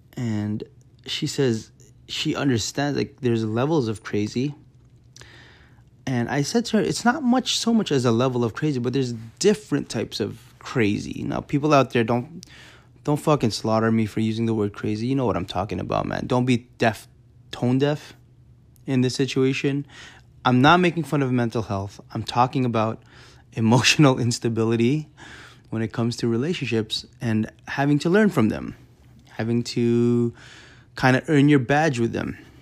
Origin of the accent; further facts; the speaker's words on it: Canada; I'm from Canada